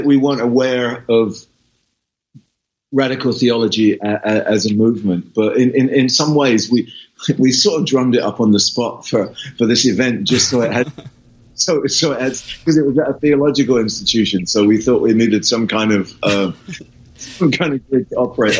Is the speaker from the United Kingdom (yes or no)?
yes; England, United Kingdom; moved away as an adult; also born or lived in California / London; I'm English